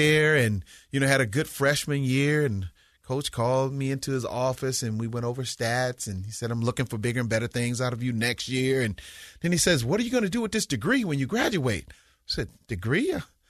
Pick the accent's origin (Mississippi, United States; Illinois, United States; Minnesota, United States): Mississippi, United States; basketball played a big part in my life growing up in Mississippi.